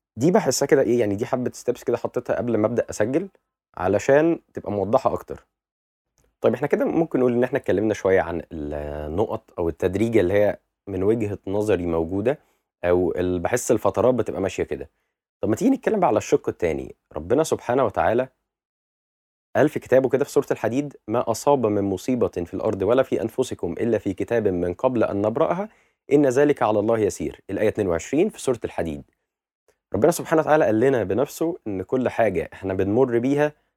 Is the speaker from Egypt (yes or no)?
yes; Egypt; بالنسبه لنا كمصريين